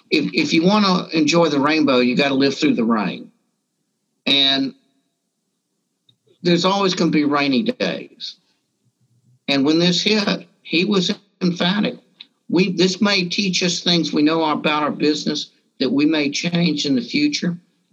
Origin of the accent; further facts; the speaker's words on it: Deep South, United States; but I grew up Jewish in the Deep South, where in a time when a lot of people thought it was very fashionable to wear sheets.